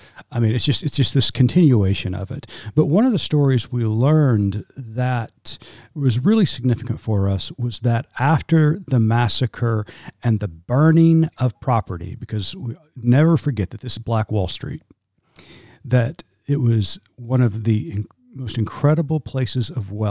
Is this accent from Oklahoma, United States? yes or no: yes; Tulsa, Oklahoma, United States; I grew up in Tulsa.